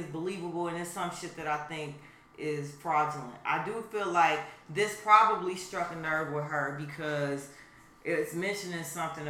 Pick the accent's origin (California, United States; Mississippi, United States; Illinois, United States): Illinois, United States; Chicago; We are from Chicago.